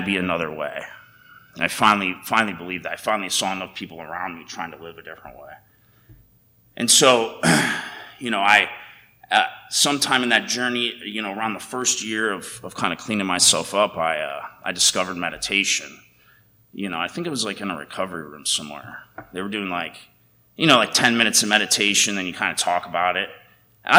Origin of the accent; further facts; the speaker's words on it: United States; growing up in America